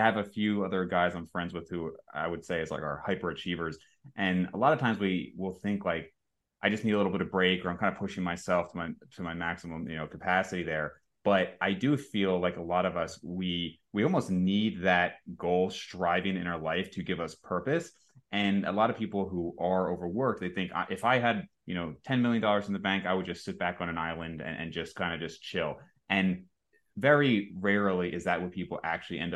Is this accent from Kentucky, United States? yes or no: no; New Jersey, United States; moved away; I grew up in Jersey. I was there most of my life